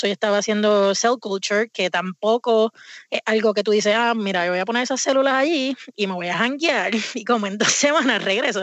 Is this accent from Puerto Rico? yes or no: yes; Puerto Rico; moved away as an adult; now in Vermont, United States; yo me crié, nací en Puerto Rico y me mudé aquí a Estados Unidos cuando tenía 20 años